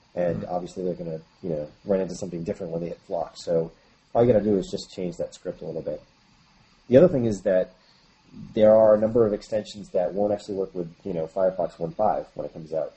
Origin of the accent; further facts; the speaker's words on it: New Hampshire, United States; now in San Francisco, United States; I'm originally actually from the East Coast of the U.S., um, New Hampshire, actually, a small town, and I currently live in San Francisco.